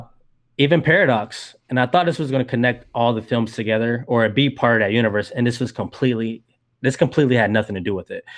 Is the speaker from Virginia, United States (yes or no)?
no; Georgia, United States; moved away as an adult; now in Saint Petersburg, United States; I'm originally from Georgia. I recently moved to Florida in, uh, two thousand twelve.